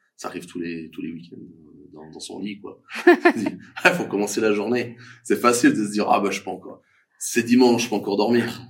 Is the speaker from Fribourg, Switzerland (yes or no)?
yes; Fribourg, Switzerland; je suis fribourgeois